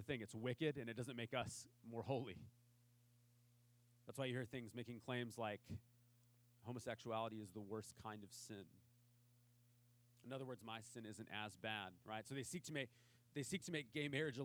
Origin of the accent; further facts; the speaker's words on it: Imperial Beach, California, United States; I grew up in Imperial Beach